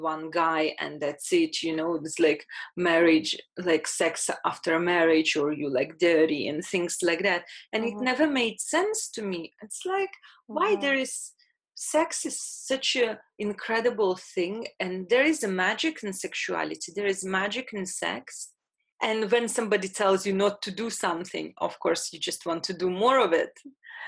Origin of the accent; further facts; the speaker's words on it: Latvia; I'm Russian, born in Latvia.